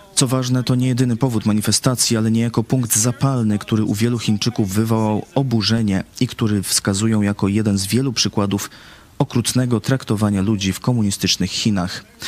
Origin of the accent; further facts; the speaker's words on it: Vietnam; now in Poland; Ja pochodzę z sąsiedniego kraju, z Wietnamu